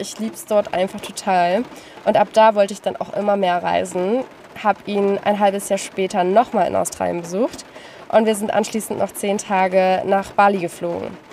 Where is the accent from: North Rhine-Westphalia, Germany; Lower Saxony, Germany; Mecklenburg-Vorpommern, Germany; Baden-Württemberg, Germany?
Lower Saxony, Germany; Lüneburg Heath; ich komme aus dem Norden Deutschlands, noch genauer gesagt aus der Lüneburger Heide. Es ist wirklich sehr, sehr schön dort und ich bin dort geboren und aufgewachsen